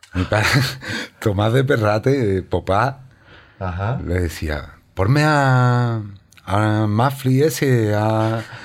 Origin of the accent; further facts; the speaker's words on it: Lebrija, Andalusia, Spain; moved away as an adult; also born or lived in New York, United States; yo soy de Lebrija